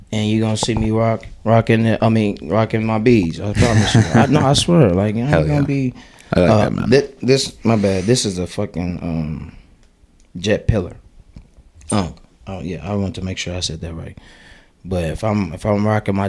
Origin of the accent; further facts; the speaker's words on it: Chicago, Illinois, United States; moved away; also born or lived in Fort Dodge, Iowa; I'm from Chicago